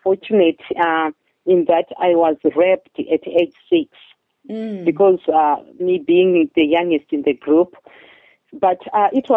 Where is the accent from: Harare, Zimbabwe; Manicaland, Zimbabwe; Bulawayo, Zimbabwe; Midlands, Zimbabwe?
Harare, Zimbabwe; Chitungwiza; moved away as an adult; I grew up in Zimbabwe. It's in Southern Africa, in a very poor neighborhood called Chitungwiza